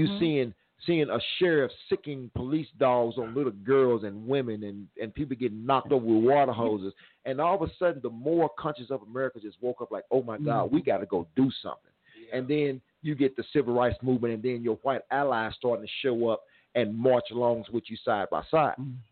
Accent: Mississippi, United States; Look, I'm from the South. I'm from Mississippi.

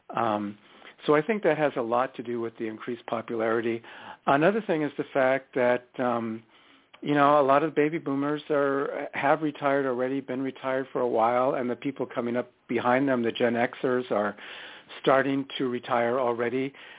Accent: San Diego, California, United States; I grew up in Southern California in one of those little beach towns, uh, Pacific Beach actually, uh, which is on the north side of San Diego.

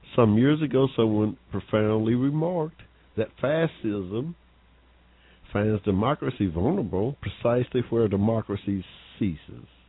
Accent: Georgia, United States; I was born here in Georgia. and Started school in 1951 in the segregated school.

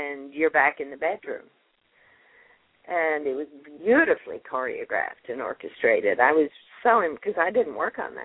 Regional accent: Canada; moved away as an adult; also born or lived in England; now in Texas, United States; raised in Canada

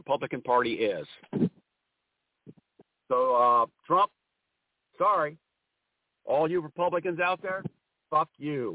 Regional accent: Ohio, United States; My home state is Ohio

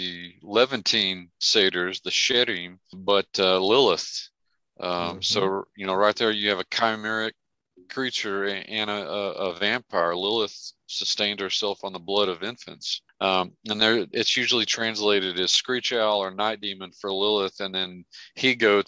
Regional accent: Merkel, Texas, United States; Merkel, Texas, my hometown

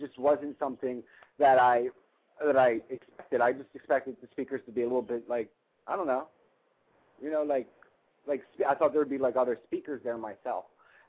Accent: Mississippi, United States; We're here, and I'm from Mississippi, and we're dealing with this.

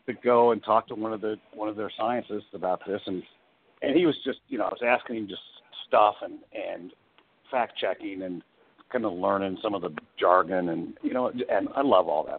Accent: Midwest, United States; I grew up in the Midwest, and the tornadoes were just a part of life.

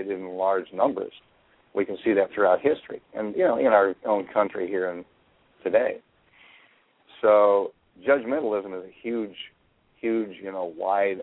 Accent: Chicago, Illinois, United States; Growing up in Chicago gave me that, partially because I was around all kinds of different people.

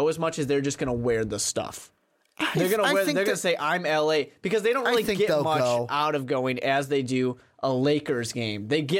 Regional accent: New York, United States; You know, I'm from New York. I'm a Jets fan.

